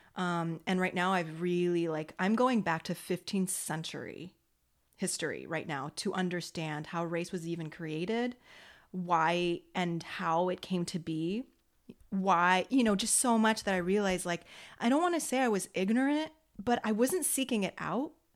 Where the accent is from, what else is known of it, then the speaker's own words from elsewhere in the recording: United States; I'm American. I'm Franco American